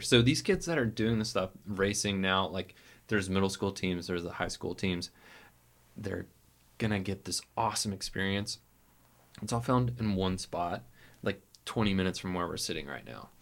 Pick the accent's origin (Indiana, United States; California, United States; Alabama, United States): Alabama, United States; Montgomery; now in Birmingham, United States; I grew up in Montgomery